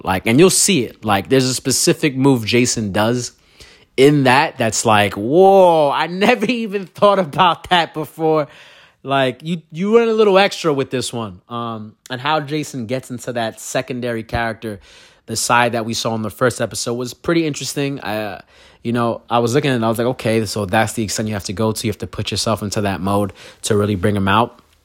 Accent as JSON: {"language": "English", "town": "Brooklyn", "region": "New York", "country": "United States", "tie": "born or raised there", "said": "I'm a kid from Brooklyn"}